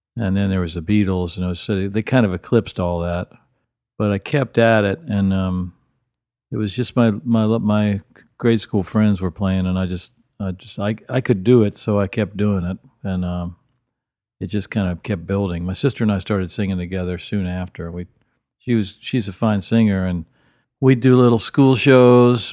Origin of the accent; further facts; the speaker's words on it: Wheeling, West Virginia, United States; I'm from Wheeling, West Virginia, which is on the northern panhandle of the state.